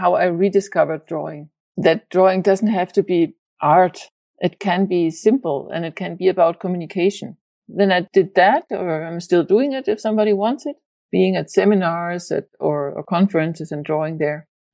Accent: Germany; moved away as an adult; also born or lived in Spain; now in Denmark; I'm from Germany. And then I lived in various places in Spain. And now I'm in Denmark

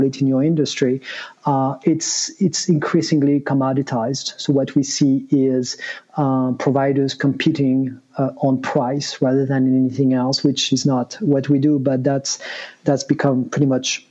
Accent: France; moved away as an adult; now in United States; I'm originally from France, but moved to the US in 98, actually as an intern

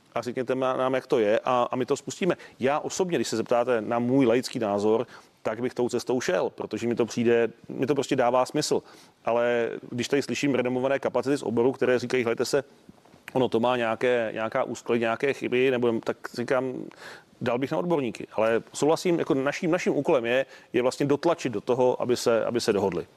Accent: Mladá Boleslav, Central Bohemian Region, Czechia; já jsem z Mladé Boleslavi

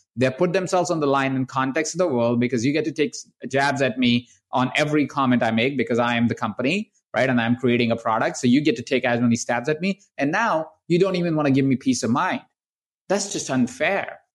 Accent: India; I was born in India. I was born in the household of twenty-three different people

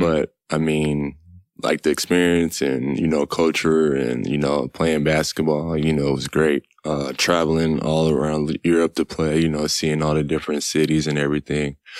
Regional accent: Killeen, Texas, United States; moved away; I'm from Texas

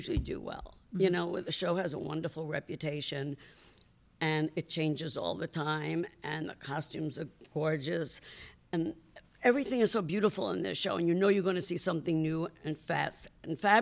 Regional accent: New York, United States; I'm from New York

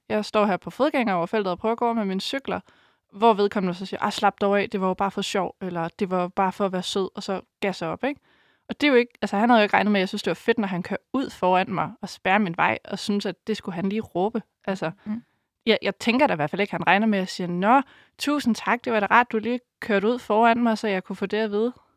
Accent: Denmark; moved away; Jeg kommer op fra Geleje, hvor jeg boede i en lille landsby

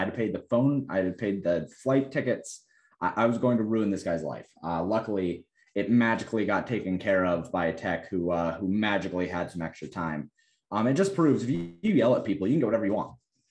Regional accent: Colorado, United States; And I'm like, I come from Colorado, bro.

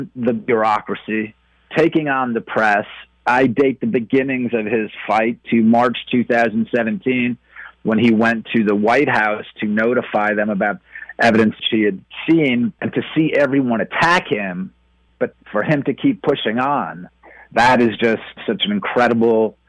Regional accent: New York, United States; I was raised in New York

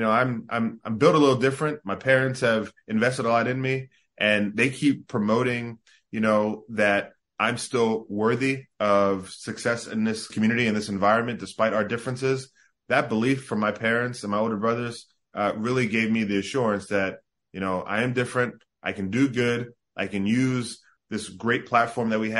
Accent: South Jersey near Atlantic City, New Jersey, United States; also born or lived in Bahamas; I grew up in South Jersey near Atlantic City. We left the Bahamas, you know, when I was around 3 years old

